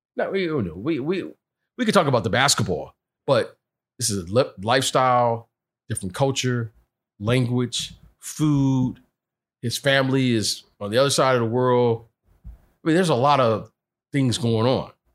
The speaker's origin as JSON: {"language": "English", "town": "Detroit", "region": "Michigan", "country": "United States", "said": "when I was from Detroit, some of the guys would come over to my house. My mom would cook"}